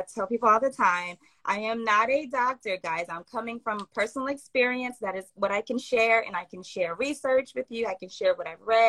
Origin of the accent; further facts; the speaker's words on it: Louisiana, United States; my home state